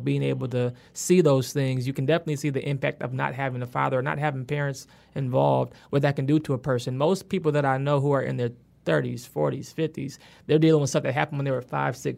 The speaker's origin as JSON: {"language": "English", "town": "Willis", "region": "Michigan", "country": "United States", "tie": "born or raised there", "said": "So I actually grew up in the sticks, in the countryside of a... it wasn't even Ypsilanti, which is the city I usually claim. Because when I say Willis, people have no idea what a Willis is."}